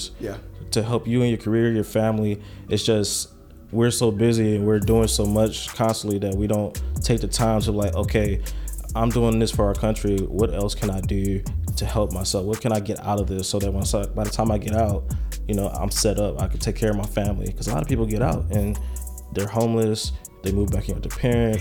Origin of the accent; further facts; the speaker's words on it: Detroit, Michigan, United States; I'm from Detroit, Michigan